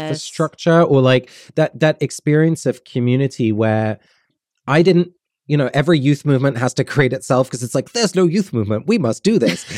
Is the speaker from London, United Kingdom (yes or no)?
yes; London, United Kingdom; I was born and raised in London and then in the, the countryside south of London